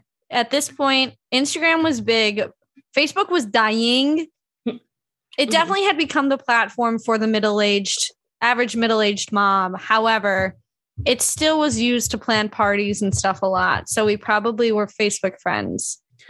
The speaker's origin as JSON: {"language": "English", "area": "a suburb outside Chicago", "region": "Illinois", "country": "United States", "tie": "born or raised there", "also_born_or_lived": "Wisconsin", "moved": "as an adult", "said": "I was the Jew to these people, whereas I grew up in a suburb outside Chicago. There were plenty of us hanging around."}